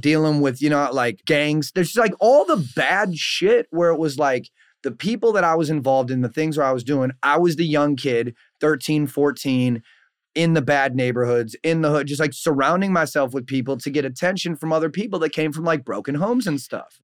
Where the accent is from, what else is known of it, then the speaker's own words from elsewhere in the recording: Saint Paul, Minnesota, United States; born and raised in Saint Paul, Minnesota